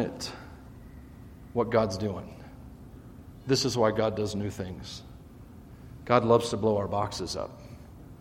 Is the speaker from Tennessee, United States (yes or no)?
yes; Tennessee, United States; I grew up in Tennessee near the Mississippi River